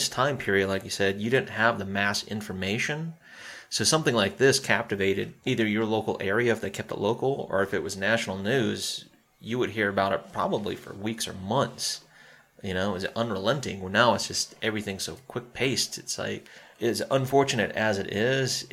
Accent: Spartanburg, South Carolina, United States; especially when you hear your hometown

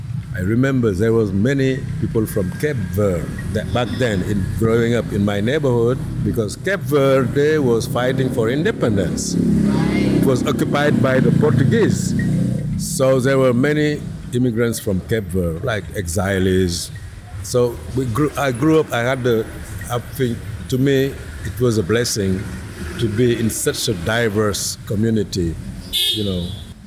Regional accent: Dakar, Senegal; English is a second language; Hey, I'm from Dakar, you from there.

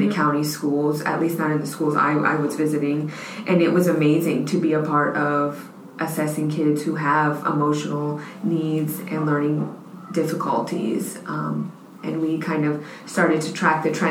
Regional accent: United States; I am local. Yep. I went to Churchill

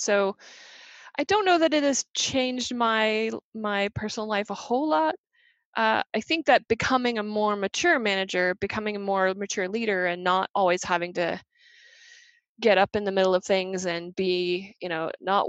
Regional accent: England, United Kingdom; born there; now in United States; I'm a British citizen. I was born in England, and I'm a permanent resident in the United States.

